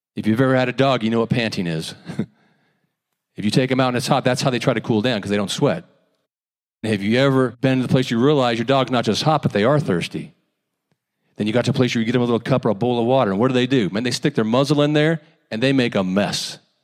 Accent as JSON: {"language": "English", "country": "United States", "tie": "born or raised there", "said": "Growing up in America"}